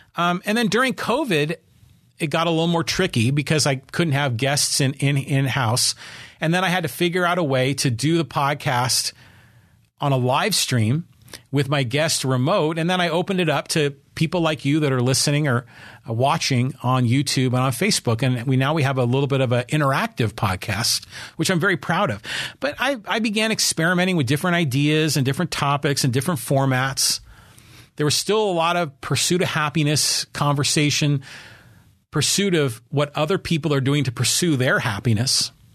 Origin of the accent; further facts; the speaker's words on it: Poway, California, United States; my hometown